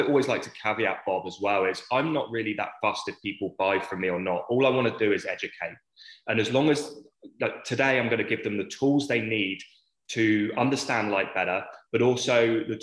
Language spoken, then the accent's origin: English; England, United Kingdom; accent: British; moved away as an adult; now in Australia; I grew up in a small town in England